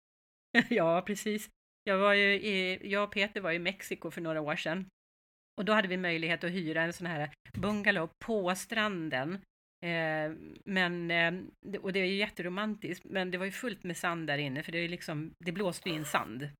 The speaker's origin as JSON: {"language": "Swedish", "town": "Stockholm", "region": "Stockholm County", "country": "Sweden", "also_born_or_lived": "Mallorca, Spain", "said": "vi är ju stockholmare"}